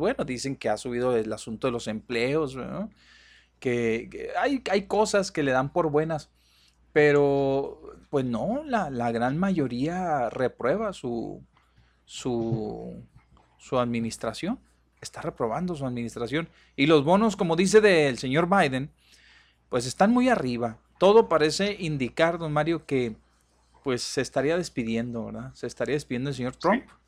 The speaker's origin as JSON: {"language": "Spanish", "country": "Mexico", "said": "nosotros aquí como mexicanos"}